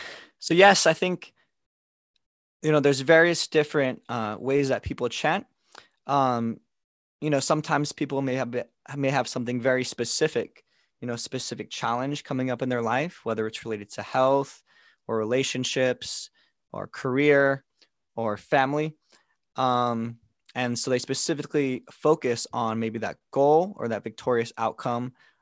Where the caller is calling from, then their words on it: Chandler, Arizona, United States; I'm joining in today from Chandler, Arizona, where I've been living for the past 3 years.